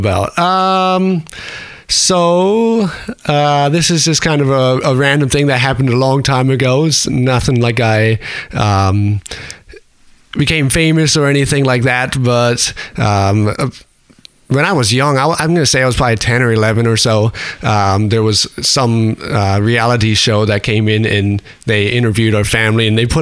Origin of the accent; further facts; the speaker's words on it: Lancaster, Pennsylvania, United States; moved away as an adult; now in Martinsburg, United States; I'm from Lancaster, PA